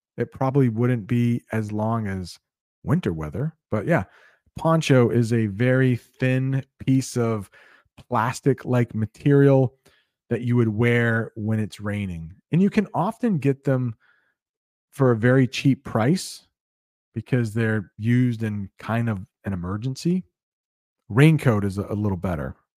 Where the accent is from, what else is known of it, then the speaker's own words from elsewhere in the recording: United States; I would love to visit Cuba as an American